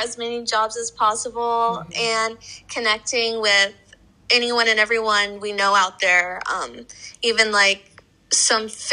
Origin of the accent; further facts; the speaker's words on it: Lincoln, Nebraska, United States; I'm from Nebraska, which is really similar to New York, where it gets freezing and blizzards. And I've done that for 22 years